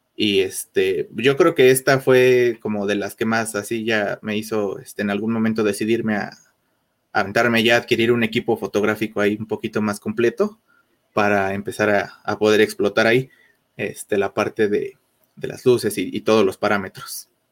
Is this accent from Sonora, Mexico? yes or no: no; Mexico City, Mexico; soy, soy de aquí de México, de la Ciudad de México, precisamente